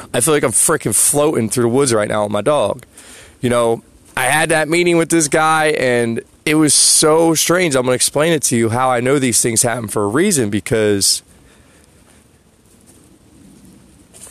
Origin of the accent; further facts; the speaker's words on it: New Jersey, United States; I'm from Jersey.